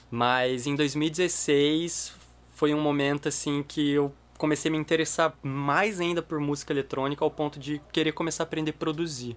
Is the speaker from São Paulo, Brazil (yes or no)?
no; Maringá, Paraná, Brazil; also born or lived in Curitiba; eu sou curitibano, mas eu mudei para Maringá com 10 anos